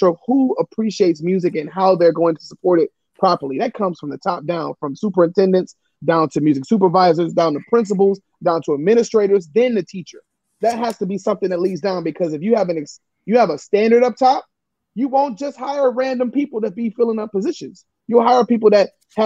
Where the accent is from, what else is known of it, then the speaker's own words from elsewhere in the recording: Detroit, Michigan, United States; now in Newark, United States; I'm from Detroit.